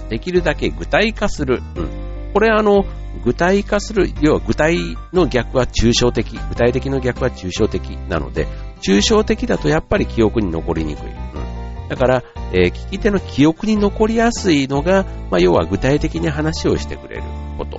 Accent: Kansai, Japan; 僕もあの関西出身なので

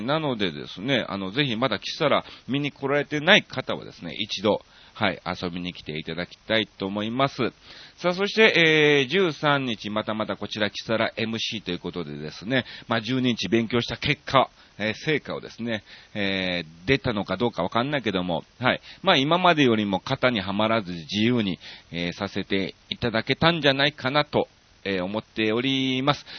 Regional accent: Kansai, Japan; born or raised there; moved away as an adult; also born or lived in Osaka; now in Tokyo, Japan

